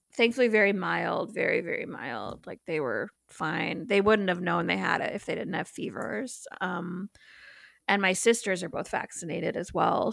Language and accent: English; Mundelein, Illinois, United States; moved away; I'm from Mundelein, Illinois